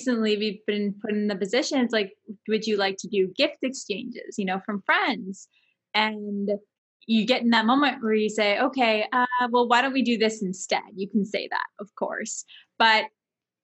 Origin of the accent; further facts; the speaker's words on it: Toronto, Ontario, Canada; we're from Toronto, Canada